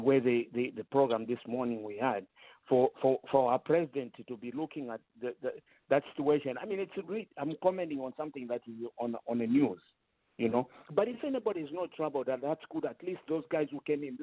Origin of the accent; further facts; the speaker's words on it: Zambia; I grew up in Zambia